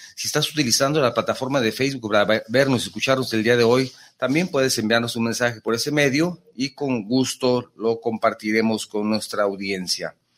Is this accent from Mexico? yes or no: yes; Mexico; also born or lived in Jalisco; aquí en Jalisco pues tenemos charros y tenemos mariachi, tenemos tequila y son parte de la identidad de, nuestra cultura como mexicanos